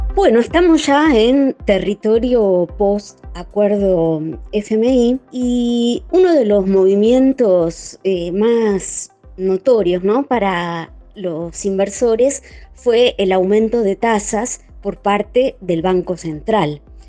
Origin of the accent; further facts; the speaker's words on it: Argentina; como los argentinos nos medimos